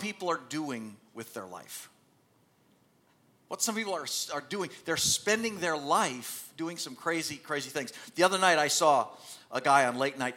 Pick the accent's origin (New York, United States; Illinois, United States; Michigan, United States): Michigan, United States; I grew up in Michigan